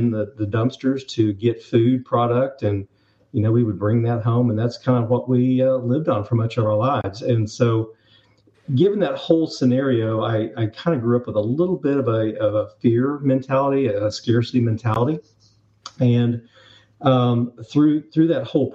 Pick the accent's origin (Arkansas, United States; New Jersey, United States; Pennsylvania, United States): Arkansas, United States; Northwest; I'm actually from Arkansas. So I grew up in the Northwest Arkansas area